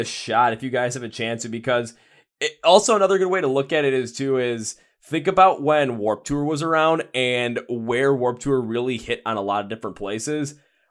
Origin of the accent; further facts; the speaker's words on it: Midwest, United States; I'm from the Midwest